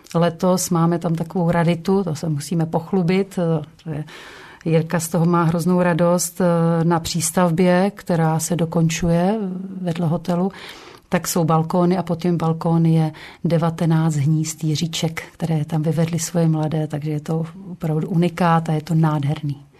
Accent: Krkonoše foothills, near Špindlerův Mlýn, Hradec Králové Region, Czechia; já pocházím, eh, z Podkrkonoší, nedaleko Špindlerova mlína

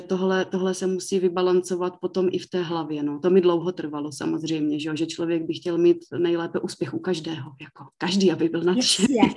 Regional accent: Mikulov, South Moravian Region, Czechia; já pocházím z Mikulova, takže tam jsem se k tomu naučila mít jiný přístup, že se u nás vždycky vyrábělo víno

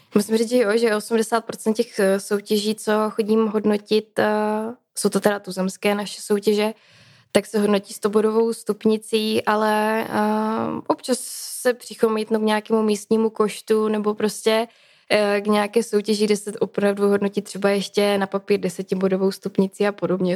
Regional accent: Třinec, Moravian-Silesian Region, Czechia; Já vlastně pocházím ze Severní Moravy, nebo teda ze Slezska, z Třince, z, průmyslové, z průmyslového regionu.

